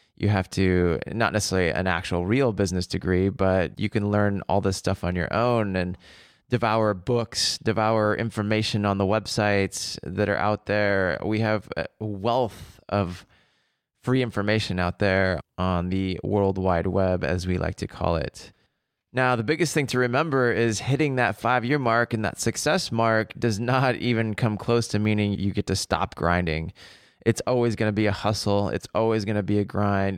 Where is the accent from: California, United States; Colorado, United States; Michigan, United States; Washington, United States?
Washington, United States; Seattle; moved away as an adult; also born or lived in Paris; I grew up in Seattle